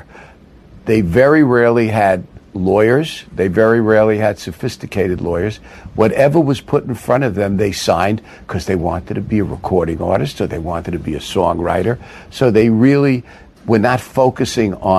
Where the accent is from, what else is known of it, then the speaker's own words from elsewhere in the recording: New York City, New York, United States; I grew up in Brooklyn